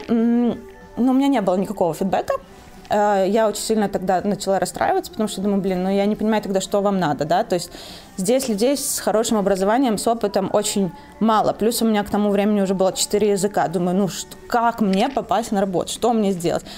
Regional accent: Belarus; also born or lived in Italy; now in Poland; я из Беларуси.

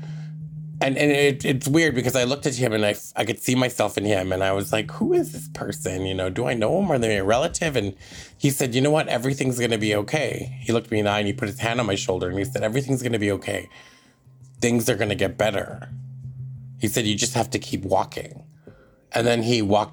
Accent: Tache Reserve, north central BC, British Columbia, Canada; from the Glasden Nation, which is colonially known as Tache Reserve, and it's in north central BC

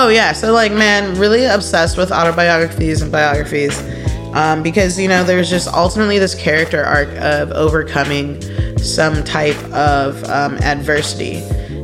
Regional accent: North Shore of Chicago, Illinois, United States; moved away; I'm from the North Shore of Chicago

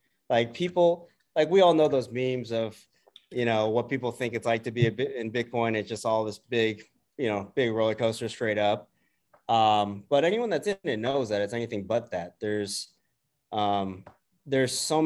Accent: Bay Area, California, United States; I'm born and raised in the Bay Area

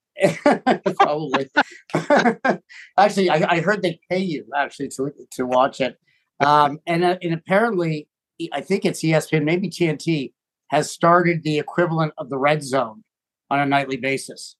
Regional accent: Toronto, Ontario, Canada; my hometown

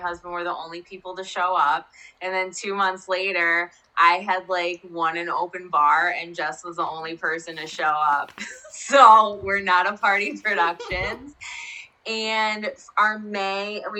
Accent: Rutherford, New Jersey, United States; I grew up in Rutherford, New Jersey, which is like less than 10 miles away from New York City

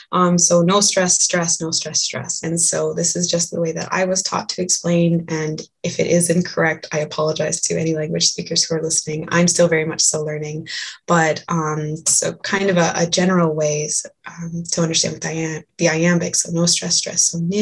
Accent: Leech Lake, Minnesota, United States; I said I was from Leech Lake. That's Minnesota Ojibwe.

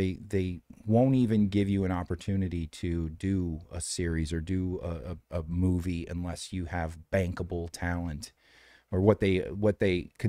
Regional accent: Detroit, Michigan, United States; now in Los Angeles, United States; Detroit. Yeah.

